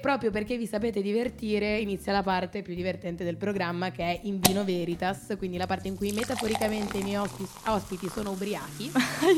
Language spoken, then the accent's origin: Italian; Genoa, Liguria, Italy; now in Milan, Italy; Pur essendo genovese, quindi avendo anch'io il mare